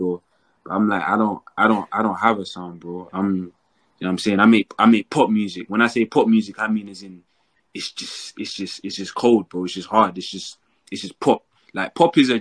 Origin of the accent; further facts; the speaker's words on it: London, United Kingdom; I'm from London. I'm from East London.